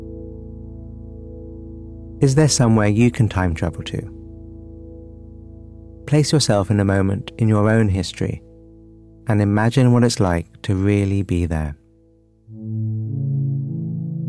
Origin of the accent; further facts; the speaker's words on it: London, United Kingdom; Growing up in London